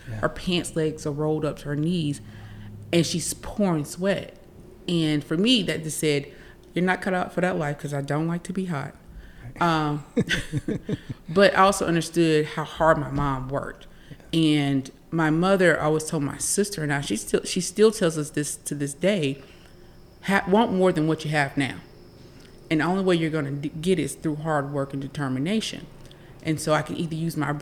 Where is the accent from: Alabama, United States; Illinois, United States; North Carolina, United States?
North Carolina, United States; Laurinburg; I'm from Scotland County. I'm from Laurinburg, and I love my people